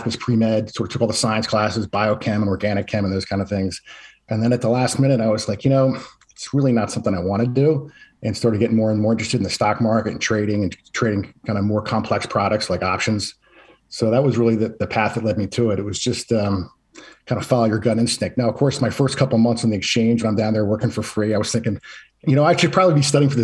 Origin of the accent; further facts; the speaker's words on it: outside of Philadelphia, Pennsylvania, United States; I grew up outside of Philadelphia